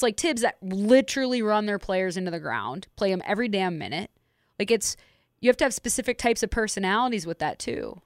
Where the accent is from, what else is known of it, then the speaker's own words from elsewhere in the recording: Las Vegas, Nevada, United States; we're Las Vegans